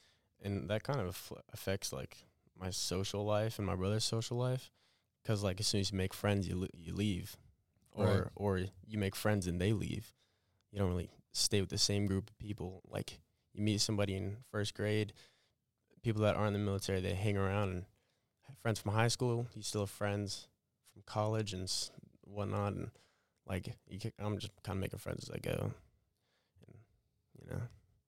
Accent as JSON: {"language": "English", "region": "Georgia", "country": "United States", "tie": "born or raised there", "also_born_or_lived": "Bethlehem, Pennsylvania / Arizona", "said": "And so I was born in Bethlehem, Pennsylvania. And then I moved about 4 months after that to Arizona, just outside of Tucson. That's where my brother was born, and we stayed about 5 years there. And then we moved to Georgia, just outside of Augusta"}